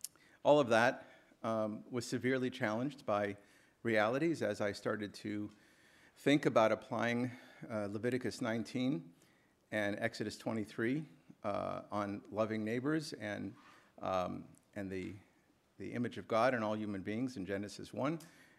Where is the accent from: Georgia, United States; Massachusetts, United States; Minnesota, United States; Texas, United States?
Massachusetts, United States; Boston; also born or lived in Brookline, Massachusetts; now in Washington, United States; I grew up in Boston. My family has been here for about 100 years. Now, of course, I'm in Washington in exile from New England.